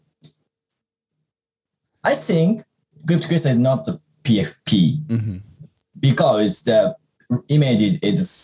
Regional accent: Japan; we're from Japan

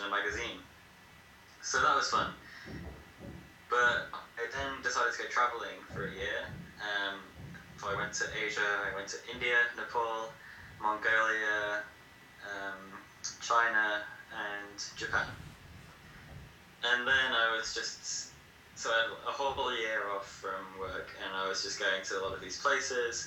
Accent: England, United Kingdom; moved away as an adult; also born or lived in Leeds; now in Peru; I'm from England, and I've been living in Peru for the last 14 months

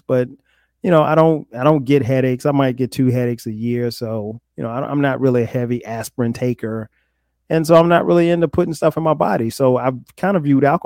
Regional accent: Florence, South Carolina, United States; also born or lived in New Jersey; I grew up in South Carolina

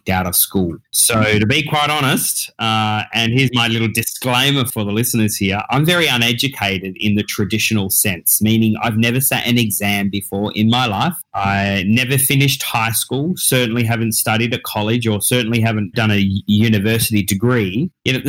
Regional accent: Tasmania, Australia; also born or lived in Perth; I was then brought up down there in Tasmania, which is the little island under mainland Australia

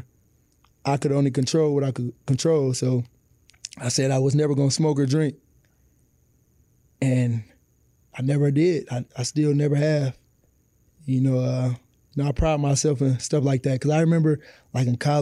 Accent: Detroit, Michigan, United States; growing up on the east side of Detroit

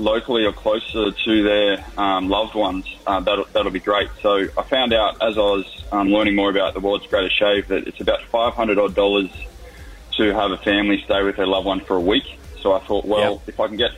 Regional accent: Newcastle, New South Wales, Australia; now in Manly, Australia; So I'm from Newcastle.

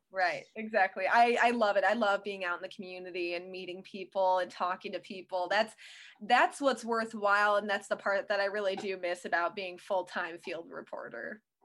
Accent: Western Wisconsin, United States; also born or lived in Connecticut; I grew up in Western Wisconsin, so I know the area

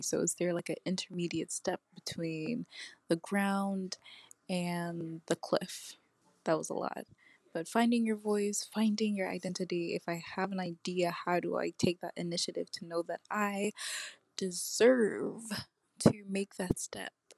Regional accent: New York, United States; also born or lived in Jamaica; I'm originally born in Jamaica, but I was raised here in New York um, Bronx

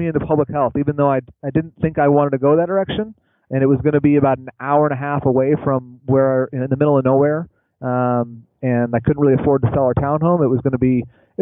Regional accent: Grand Rapids, Michigan, United States; also born or lived in Iowa; now in Kansas City, United States; I'm actually from Grand Rapids, Michigan

